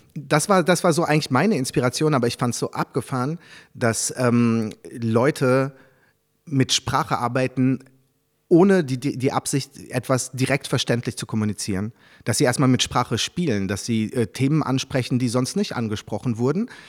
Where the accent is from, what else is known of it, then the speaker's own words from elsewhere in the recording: Germany; first language French; German is a second language; also born or lived in Paris, France; now in Berlin, Germany; als ich dann, da war ich so zwischen sechs und sieben nach Deutschland gekommen bin